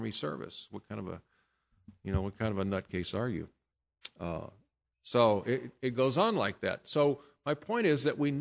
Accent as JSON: {"language": "English", "country": "United States", "said": "I'm an American"}